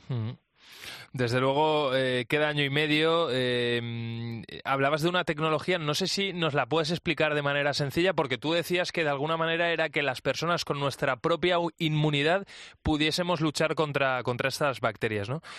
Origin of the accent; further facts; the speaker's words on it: Valencia, Valencian Community, Spain; yo soy de Valencia